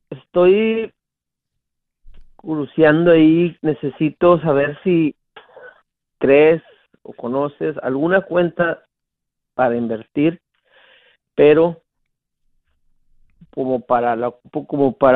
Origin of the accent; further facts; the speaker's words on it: Mexico; moved away as an adult; yo, me vine hace unos 20 años de México. Sí. Y, y yo trabajé allá, eh, trabajé como unos otros 20 años, 25 años. No, perdón, unos 18 años allá.